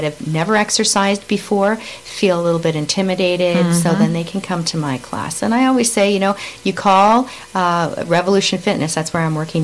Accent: Quebec, Canada; We were growing up in Quebec

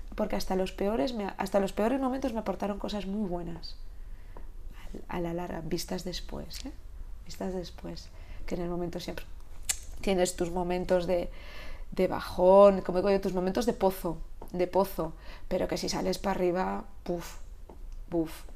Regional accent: Catalonia, Spain; moved away as an adult; now in Galicia, Spain; tengo mi, corazón eh, catalán de haber nacido y criado allí, criado allí

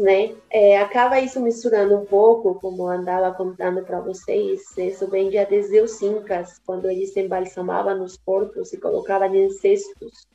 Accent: Cochabamba, Bolivia; Portuguese is a second language; moved away; eu sou boliviana, é exatamente de Cochabamba. É, minha, mamá, minha mãe é de Cochabamba e meu pai é argentino, mas eu vivi toda a minha vida lá na Bolívia.

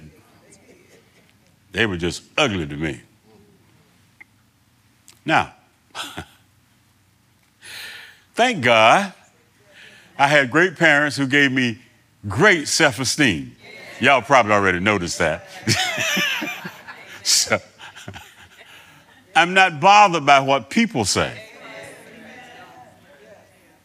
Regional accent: New Bern, North Carolina, United States; I was born here in New Bern, two blocks down the street here

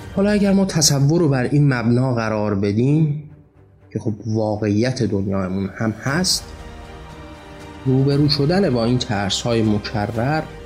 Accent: Iran; مایی که ایرانی هستیم و مسلمان زاده

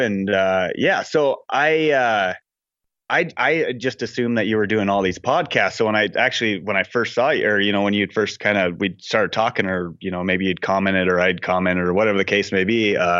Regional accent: Montana, United States; I grew up in Montana, and like I say in my intro, like I grew up not in that, you know, beautiful place that you see in magazines. I grew up on the flat part of Montana, like the plains

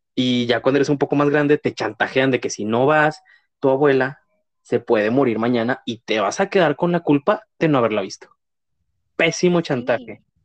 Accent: Mexico; como mexicanos

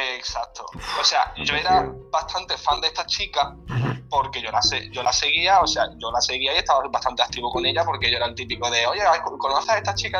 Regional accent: Córdoba, Andalusia, Spain; now in Málaga, Spain; Vivo en Málaga, pero soy de Córdoba, del sur. Así que ya tenéis explicación para el acento.

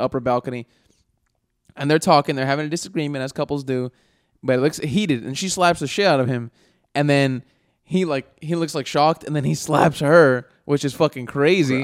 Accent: United States; We all identify as American

